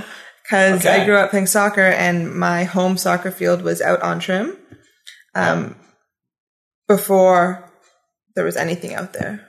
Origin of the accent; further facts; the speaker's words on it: Ottawa, Ontario, Canada; also born or lived in Peterborough; Well, I born and raised in Ottawa.